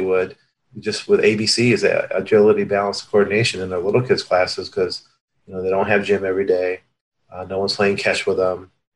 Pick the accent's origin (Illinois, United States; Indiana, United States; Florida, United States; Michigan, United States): Michigan, United States; Hudsonville; also born or lived in Cuba; I was born in Cuba and sponsored by a church, the Hudsonville, Michigan, which is, kind of the west side of Michigan. And we had a park, about a block from where we lived